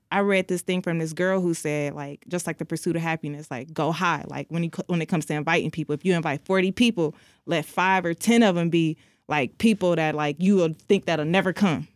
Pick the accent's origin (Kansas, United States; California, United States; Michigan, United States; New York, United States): Michigan, United States; Detroit; I'm from Detroit